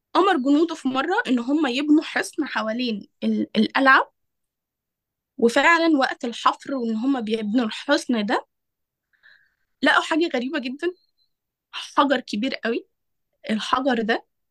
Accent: Egypt; احنا كمصريين

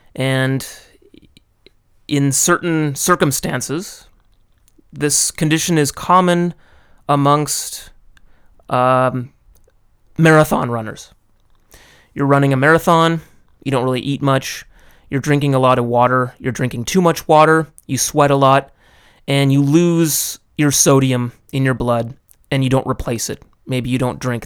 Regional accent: United States; moved away as an adult; now in Japan; growing up in the States

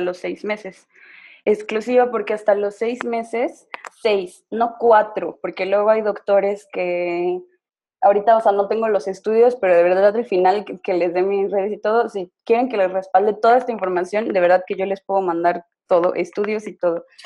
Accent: San Luis Potosí, Mexico; moved away as an adult; now in Mexico City, Mexico; Soy de San Luis Potosí, pero tengo seis meses que me fui a residir a la Ciudad de México por trabajo de mi pareja

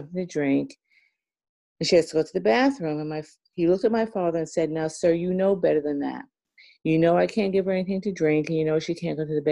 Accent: New York, United States; we're from New York

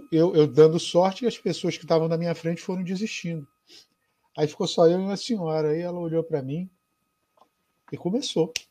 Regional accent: Acre, Brazil; Eu fui me confessar na catedral, porque eu sou do Acre. Estava lá em Rio Branco, vindo para o Sudeste

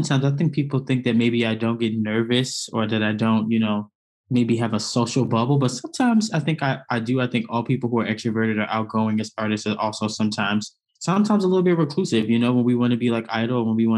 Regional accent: New York City, New York, United States; moved away as an adult; also born or lived in Atlanta, Georgia / Bloomington, Indiana; Born and raised in Brooklyn, New York

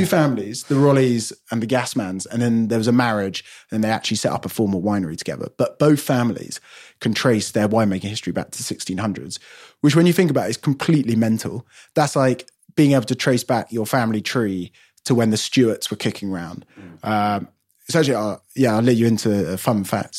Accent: London, United Kingdom; I'm born and bred in London

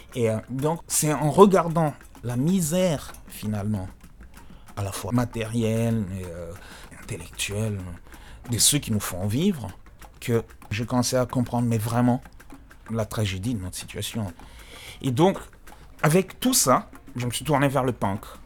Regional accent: DR Congo; on est congolais

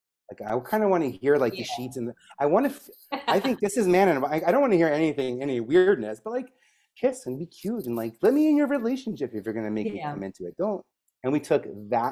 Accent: New York, United States; especially as a New Yorker

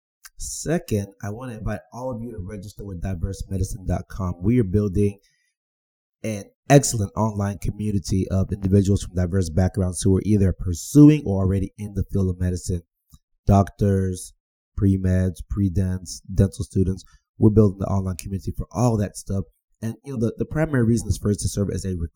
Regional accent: Texas, United States; I'm from Texas. I say y'all

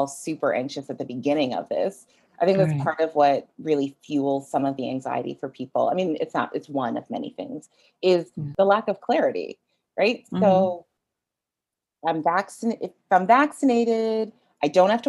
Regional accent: Jamaica; I am Jamaican.

